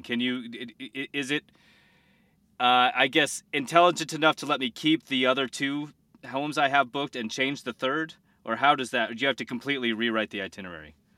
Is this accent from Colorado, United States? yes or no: yes; Colorado, United States; I'm from Colorado